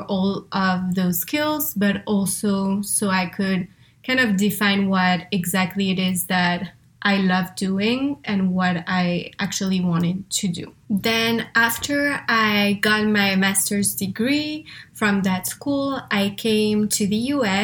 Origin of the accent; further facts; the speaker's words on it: France; English is a second language; moved away; I'm originally from France, as you can probably hear, or if you were wondering where the accent is from, that's where.